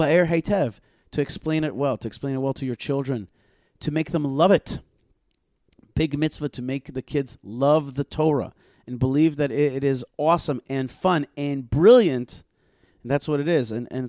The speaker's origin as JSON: {"language": "English", "town": "Odesa", "region": "Odesa Oblast", "country": "Ukraine", "said": "I'm like, I'm also from Odessa. But the other Odessa."}